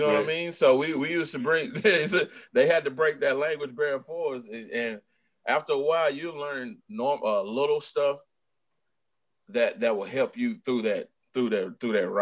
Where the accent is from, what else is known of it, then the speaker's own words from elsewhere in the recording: Texas, United States; I'm a boy from Texas now